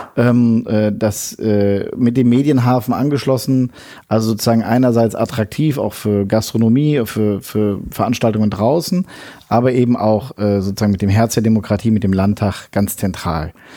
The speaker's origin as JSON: {"language": "German", "town": "Bonn", "region": "North Rhine-Westphalia", "country": "Germany", "also_born_or_lived": "Berlin", "moved": "as an adult", "lives_now": "Düsseldorf, Germany", "said": "Ich bin Bonner, genau bin auch nach wie vor viel in Bonn."}